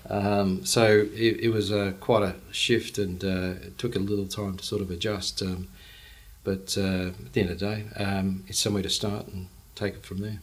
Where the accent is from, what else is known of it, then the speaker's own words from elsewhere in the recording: Brisbane, Queensland, Australia; grew up in Paddington, went to school uh, at uh, Marist at Rosalie